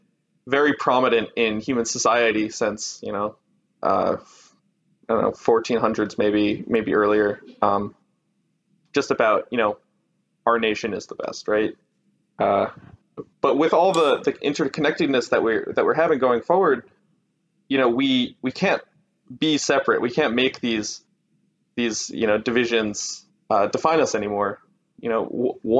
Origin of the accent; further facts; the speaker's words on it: United States; I'm American, you know, it might just be because in elementary school, they taught us, you know, the Constitution was the best document ever written